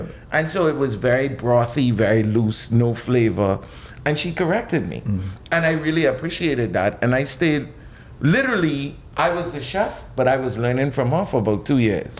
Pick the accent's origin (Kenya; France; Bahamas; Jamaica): Bahamas; Nassau, New Providence; I was born right here in New Providence.